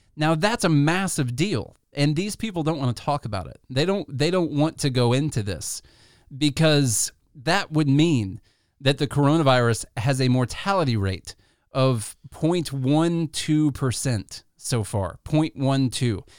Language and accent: English; Illinois, United States; now in Tennessee, United States; we come from Illinois